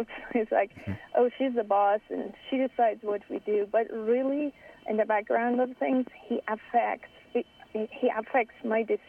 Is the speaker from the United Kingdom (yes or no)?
no; Iran; moved away; I grew up in Iran